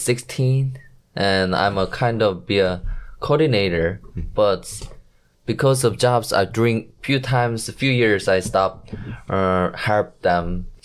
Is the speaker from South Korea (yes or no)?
yes; Ulsan, South Korea; English is a second language; I was born in Ulsan.